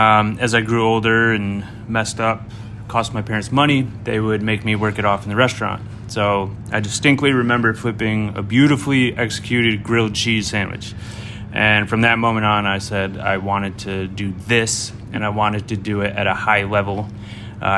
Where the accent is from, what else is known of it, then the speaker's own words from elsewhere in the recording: Jamestown, New York, United States; now in San Francisco, United States; So Seven Adams is actually the street and house number that I grew up on in Jamestown, New York.